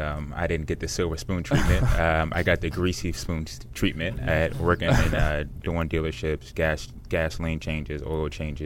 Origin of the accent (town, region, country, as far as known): Washington, United States